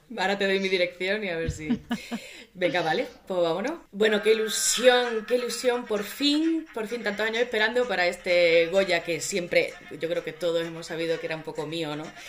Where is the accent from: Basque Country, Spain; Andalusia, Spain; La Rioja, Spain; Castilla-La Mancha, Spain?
Andalusia, Spain; Seville; moved away as an adult; now in Madrid, Spain; yo soy de Sevilla, pero mi madre es de Cádiz